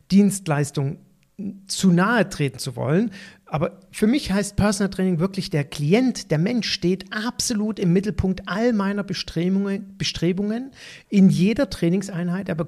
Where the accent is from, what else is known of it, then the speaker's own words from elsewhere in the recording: Cologne, North Rhine-Westphalia, Germany; So als Kölner nach Düsseldorf zu fahren, ist ja schon eine gewisse Hürde